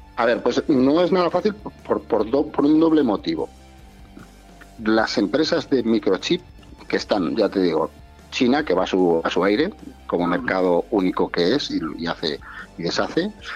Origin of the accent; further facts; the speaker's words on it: Zamora, Castile and León, Spain; la, carretera de mi pueblo, en Zamora